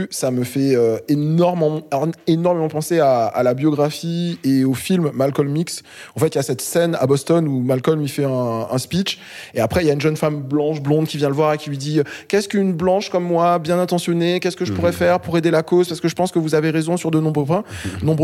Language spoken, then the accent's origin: French; Réunion; Je suis réunionnais. Euh, donc le Zouk euh, et le Zouk Love, on a tout reçu, tout pris, euh, et c'est nice.